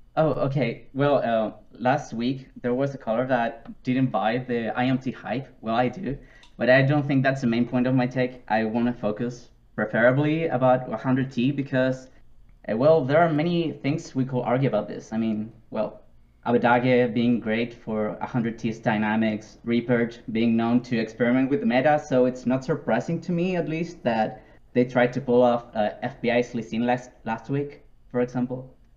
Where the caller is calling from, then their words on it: Viña del Mar, Valparaíso, Chile; English is a second language; I'm calling from Viña del Mar, Chile